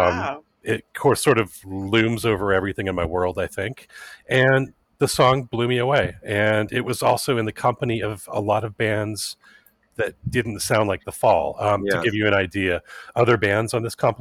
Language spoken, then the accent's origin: English; Southern California, United States; I grew up in Southern California